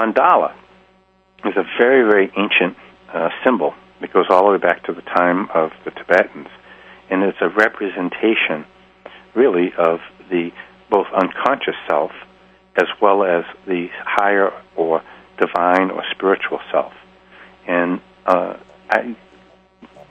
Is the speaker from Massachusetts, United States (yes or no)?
yes; Boston, Massachusetts, United States; being a Bostonian